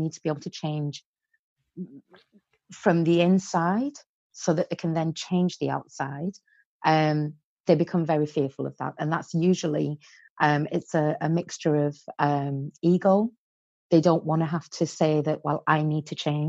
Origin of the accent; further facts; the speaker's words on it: Barrow-in-Furness, North West England, United Kingdom; also born or lived in Iran; I was born in Iran to a Persian father and an English mother. And when I was 10 years old, the war had broken out in Iran, and my mum said, okay, I'm taking the children to England. So we came and lived in England